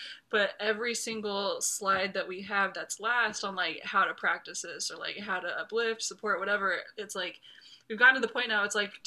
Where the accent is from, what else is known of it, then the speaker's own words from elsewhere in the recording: Southern California, United States; we're both from Southern California